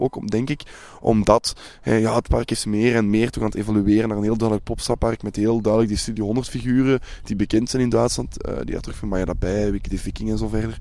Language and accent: Dutch; Belgium; wij als Belg